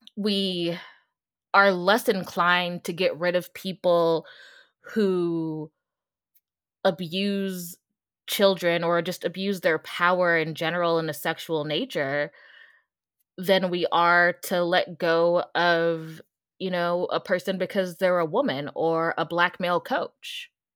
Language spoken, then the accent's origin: English; Denver, Colorado, United States; moved away as an adult; also born or lived in Pittsburgh / Texas; now in Virginia, United States; I'm from Colorado, from Denver